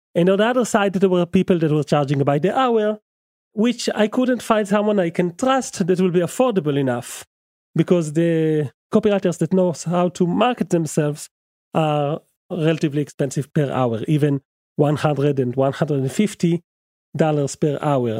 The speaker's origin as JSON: {"language": "English", "country": "Israel", "second_language": "English", "said": "English is my second language, as you must, must have guessed. I'm from Israel"}